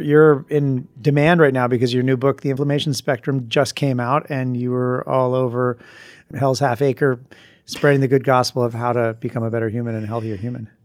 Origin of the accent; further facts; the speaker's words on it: Vermont, United States; moved away; I'm from Vermont